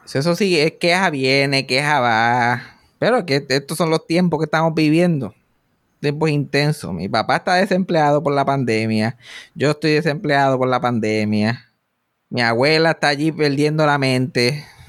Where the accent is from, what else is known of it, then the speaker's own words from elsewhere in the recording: Puerto Rico; moved away; also born or lived in Texas; yo vuelvo aquí a Puerto Rico con la esperanza de que voy a volver a trabajar